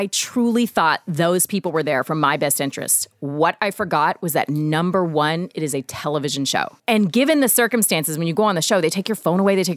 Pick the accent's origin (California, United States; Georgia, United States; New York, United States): Georgia, United States; I'm from Georgia